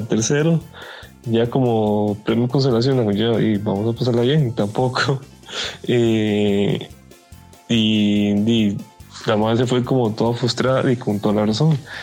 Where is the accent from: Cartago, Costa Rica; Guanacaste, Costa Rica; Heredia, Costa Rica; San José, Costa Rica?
Cartago, Costa Rica; moved away as an adult; also born or lived in Puntarenas; yo soy de Cartago